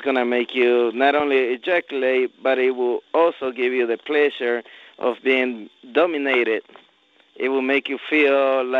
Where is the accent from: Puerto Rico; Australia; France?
Puerto Rico; now in Houston, United States; I'm from Puerto Rico.